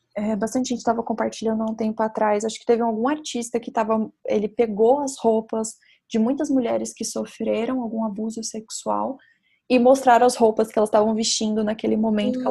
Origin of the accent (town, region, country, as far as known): Brazil